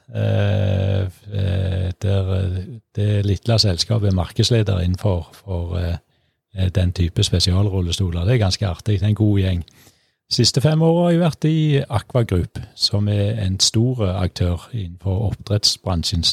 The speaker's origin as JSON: {"language": "Norwegian", "country": "Norway", "tie": "born or raised there", "said": "Født og oppvokst på Morsåk"}